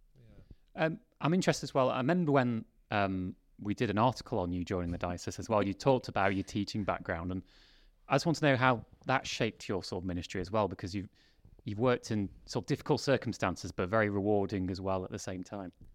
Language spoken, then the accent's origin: English; Derbyshire, East Midlands, United Kingdom; I'm born and bred in Derbyshire